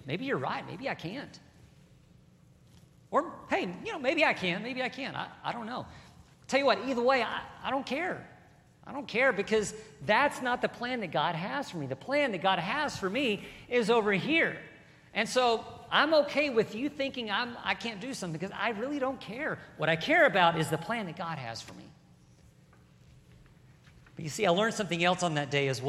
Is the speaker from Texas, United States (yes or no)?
yes; Burleson, Texas, United States; I grew up here in Burleson, and I was a country boy